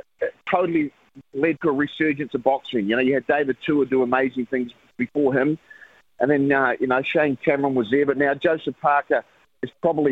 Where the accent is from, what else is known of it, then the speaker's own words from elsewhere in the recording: Queensland, Australia; now in New Zealand; I live in New Zealand. I'll never be an Australian citizen, but I can tell you this, me old mate, I am a Queenslander.